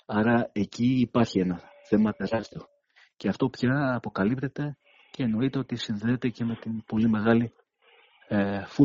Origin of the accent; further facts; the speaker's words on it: Greece; σαν Έλληνες